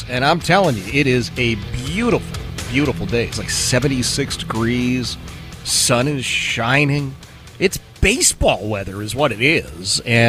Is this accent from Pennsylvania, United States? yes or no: yes; Philadelphia, Pennsylvania, United States; I grew up in Philadelphia